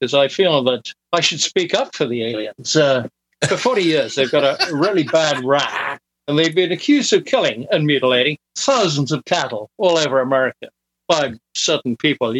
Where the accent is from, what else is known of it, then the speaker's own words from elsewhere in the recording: United Kingdom; moved away as an adult; also born or lived in Dallas, Texas; I am British